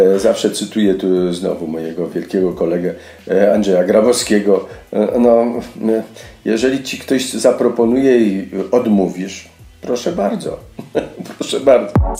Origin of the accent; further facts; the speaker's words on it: Lesser Poland, Poland; accent: Góral dialect; moved away; pochodzę z gór, e, mówię dobrze gwarą